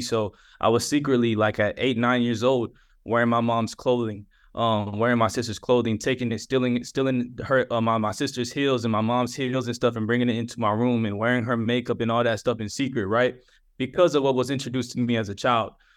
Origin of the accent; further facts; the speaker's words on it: Atlanta, Georgia, United States; I'm from Atlanta, Georgia